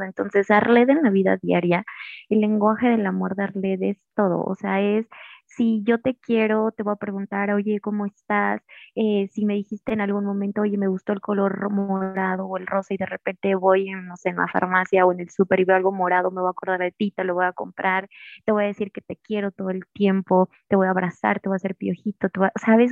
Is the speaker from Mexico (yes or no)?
yes; Mexico; pues soy mexicana